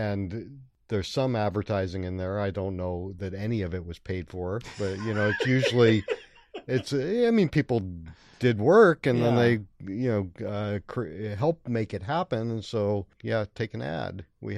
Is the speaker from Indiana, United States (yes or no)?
no; Brightwood, Oregon, United States; also born or lived in Bronx, New York; My parents moved out. I was born in the Bronx, and they moved when I was about 7 to Brightwood.